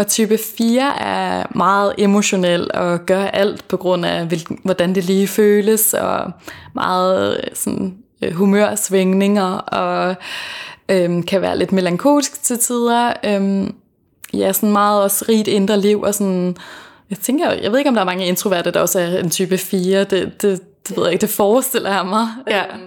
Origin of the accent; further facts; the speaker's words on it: Fanø, Southern Denmark, Denmark; moved away; så bor jeg hos min familie på Fanø, øh, hvor jeg kommer fra.